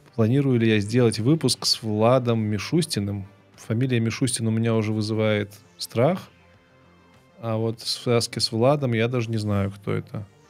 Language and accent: Russian; Belarus; moved away as an adult; also born or lived in Kyiv; Я белорус, и я хочу записывать ролики на белорусском языке